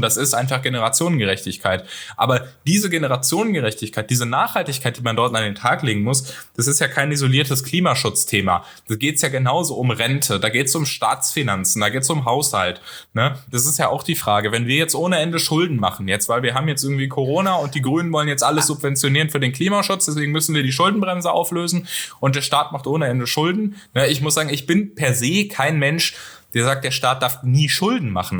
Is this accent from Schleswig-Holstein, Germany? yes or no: no; North Rhine-Westphalia, Germany; ich komme aus NRW